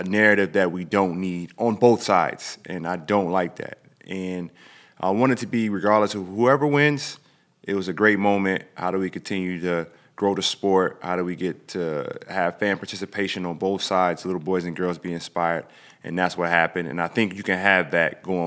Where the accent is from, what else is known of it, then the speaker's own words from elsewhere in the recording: Illinois, United States; we come from Illinois.